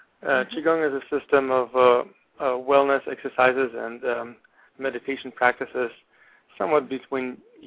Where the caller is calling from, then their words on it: Portland, Oregon, United States; I'm calling from Portland, Oregon.